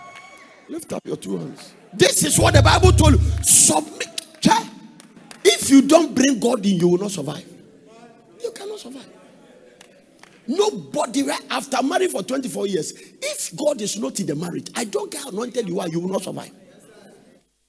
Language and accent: English; Ghana; from Ghana